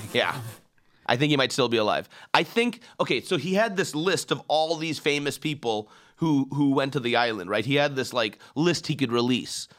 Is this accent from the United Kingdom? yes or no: no; Iran; now in United States; I'm an immigrant and I come from Iran